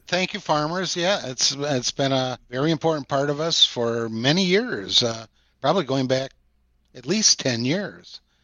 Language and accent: English; Sauk City, Wisconsin, United States; my hometown of Sauk City and Prairie du Sac